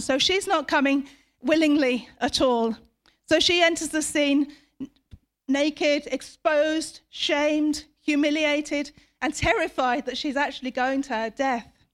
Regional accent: United Kingdom; we, as British people

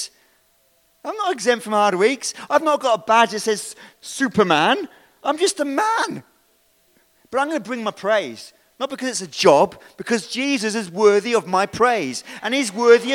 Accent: United Kingdom; We're British

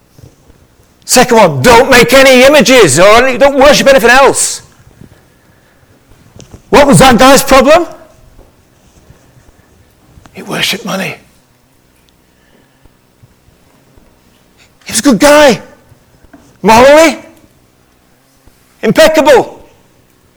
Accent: Liverpool, North West England, United Kingdom; I'm from Liverpool

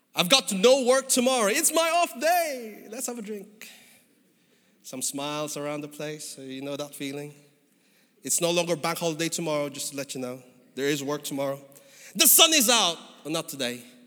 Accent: Philippines; moved away as an adult; now in United Kingdom; I came from the Philippines, as you could probably figure out from my skin and my accent

